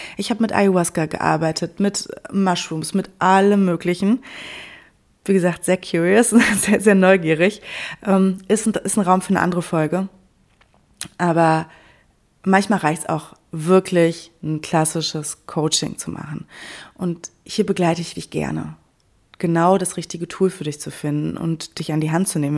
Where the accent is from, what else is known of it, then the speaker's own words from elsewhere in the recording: Sauerland, North Rhine-Westphalia, Germany; also born or lived in Cologne; now in Berlin, Germany; das Sauerland, meine Heimat